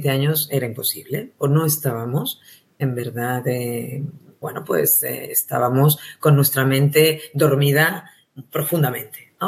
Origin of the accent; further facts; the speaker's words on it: Spain; accent: Spanish; a las personas le atraía muchísimo mi acento, mi acento español.